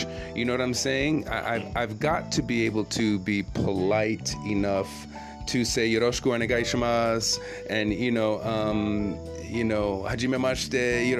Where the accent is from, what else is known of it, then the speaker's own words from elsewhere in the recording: Jamaica; now in Japan; I'm the Jamaican cat who loves reggae